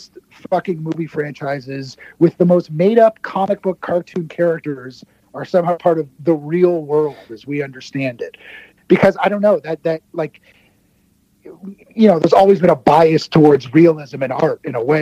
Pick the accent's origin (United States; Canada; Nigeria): Canada; I'm a Canadian